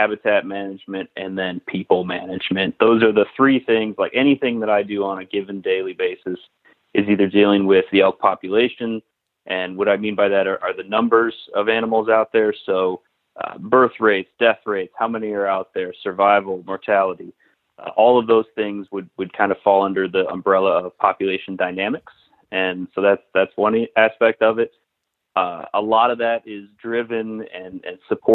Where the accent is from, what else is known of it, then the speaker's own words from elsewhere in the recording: Western New York, United States; moved away as an adult; also born or lived in Alaska / Virginia / Michigan / Alberta, Canada; now in Pennsylvania, United States; I'm originally from Western New York, so I'm not a PA native